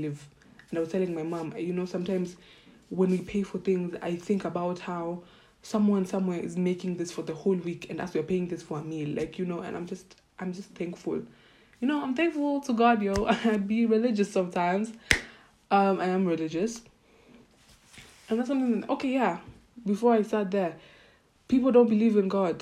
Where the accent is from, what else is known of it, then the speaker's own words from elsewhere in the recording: Kenya; first language Swahili; English is a second language; moved away; I was just a Kenyan person, and I lived in life, and I lived in Kenya